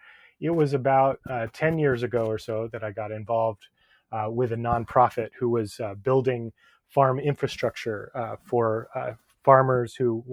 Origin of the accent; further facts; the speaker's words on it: California, United States; Well, I was raised in the East Bay area on a 5-acre parcel, and I was in 4-H, and we had 28 walnut trees